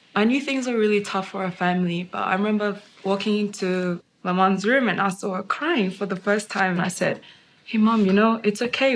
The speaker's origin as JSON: {"language": "English", "country": "China", "tie": "born or raised there", "said": "I grew up in China"}